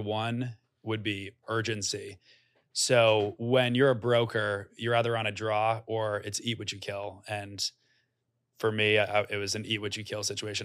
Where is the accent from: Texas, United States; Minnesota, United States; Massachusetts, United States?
Massachusetts, United States; Norwell; moved away as an adult; also born or lived in New York City, United States; I'm from a small town outside of Boston called Norwell, has about eleven thousand people